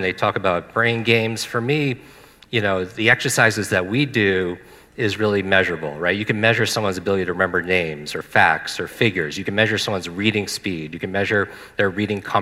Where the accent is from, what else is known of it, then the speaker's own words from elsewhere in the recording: Northeast, United States; I grew up in the Northeast.